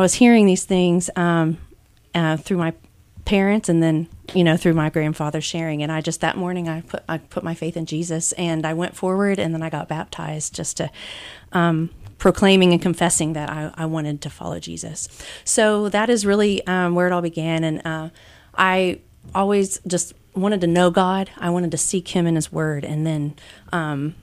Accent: Lawrenceburg, Indiana, United States; growing up in Lawrenceburg, Indiana, small town

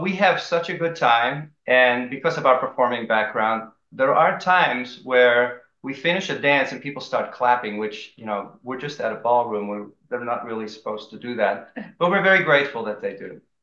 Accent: Amsterdam, North Holland, Netherlands; moved away; also born or lived in Maryland, United States; I grew up in Holland, Amsterdam, the Netherlands

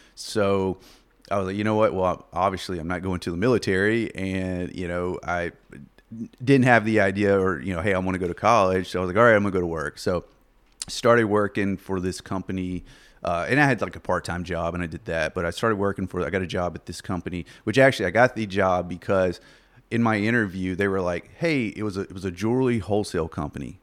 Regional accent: Lake Village, Arkansas, United States; moved away as an adult; also born or lived in Plattsburgh, New York; now in Wichita, United States; I was in, born in uh, southeast Arkansas, Lake Village, little little small town

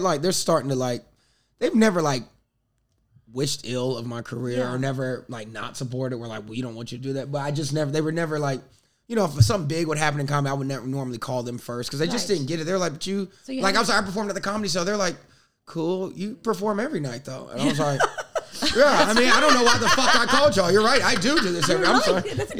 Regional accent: India; I thought it was just like, because I'm from India, I thought it was an Indian

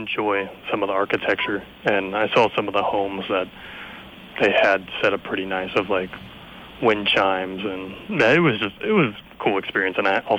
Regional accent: Miami, Florida, United States; I'm from Miami.

